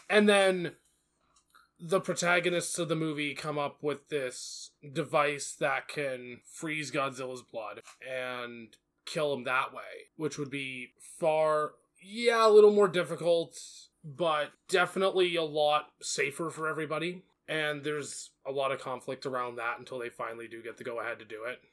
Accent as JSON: {"language": "English", "country": "United States", "said": "I'm an American"}